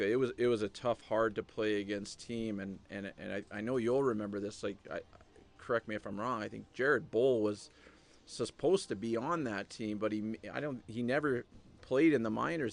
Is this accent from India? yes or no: no; East Coast, United States; growing up on the East Coast